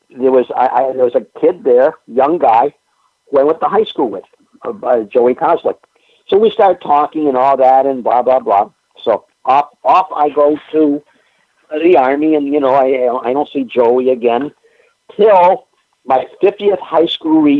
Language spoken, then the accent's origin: English; Northeast, United States; I was extremely fortunate uh, in uh, growing up in the Northeast here with the access of various TV stations we we we had.